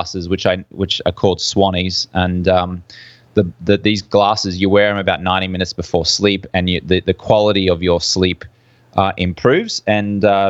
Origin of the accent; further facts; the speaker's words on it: Brisbane, Queensland, Australia; moved away as an adult; also born or lived in London; I'm from Brisbane, Australia, hence the funny accent you can hear